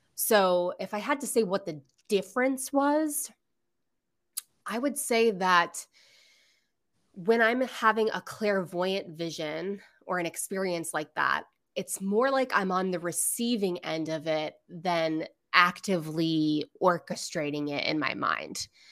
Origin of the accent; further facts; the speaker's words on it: Florida, United States; I'm literally from Florida.